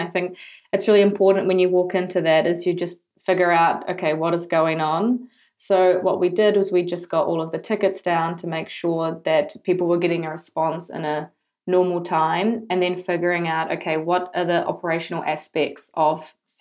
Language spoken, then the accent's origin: English; New Zealand; moved away as an adult; now in Amsterdam, Netherlands; I'm originally from New Zealand, as you can probably tell with my super strong accent. And I've been living in the Netherlands for the last 3 years